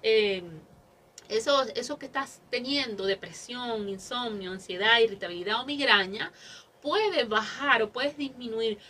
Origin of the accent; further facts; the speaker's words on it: Mexico; somos mexicanos